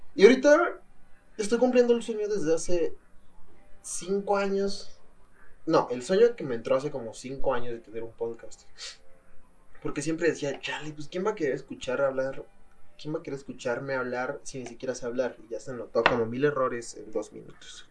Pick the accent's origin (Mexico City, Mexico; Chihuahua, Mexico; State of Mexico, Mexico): State of Mexico, Mexico; soy del Estado de México